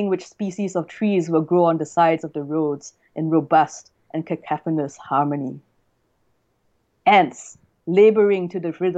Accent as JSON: {"language": "English", "country": "Singapore", "tie": "born or raised there", "also_born_or_lived": "China", "moved": "as an adult", "lives_now": "Australia", "said": "Singapore, which is my hometown."}